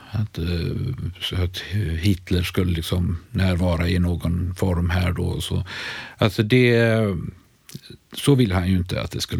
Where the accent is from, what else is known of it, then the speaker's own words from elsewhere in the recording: Sweden; Det känns, som svensk känner man ju sig lite, undrar man lite vad som är på gång i den där skildringen.